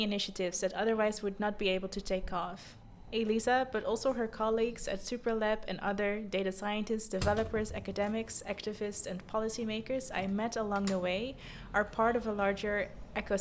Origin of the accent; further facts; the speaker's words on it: The Hague, South Holland, Netherlands; my hometown, The Hague